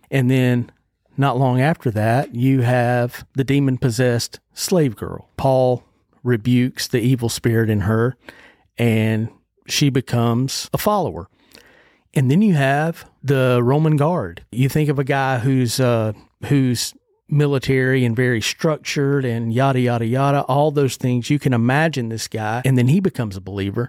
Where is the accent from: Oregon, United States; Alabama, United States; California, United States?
Alabama, United States; Ozark; I was raised at Ridgecrest Baptist Church. in Ozark, Alabama